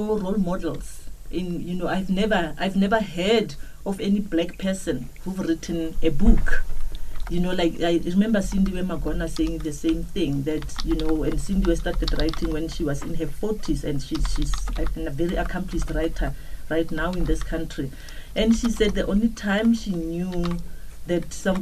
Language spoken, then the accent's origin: English; Kuruman, Northern Cape, South Africa; first language Setswana; English is a second language; I went to work in a library in my hometown. I'm from the Northern Cape in Kuruman, a small town.